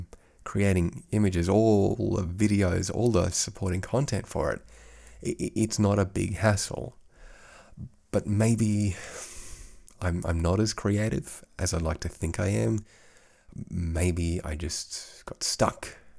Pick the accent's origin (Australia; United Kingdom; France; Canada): Australia; accent: Australian; now in Europe; kind of had to affect that accent because I don't speak to other Aussies all that much. And I think my Australian accent has faded somewhat over the last 13 odd years here in Europe.